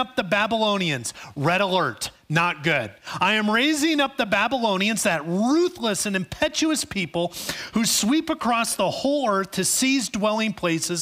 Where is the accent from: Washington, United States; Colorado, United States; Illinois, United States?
Illinois, United States; Chicago; growing up in Chicago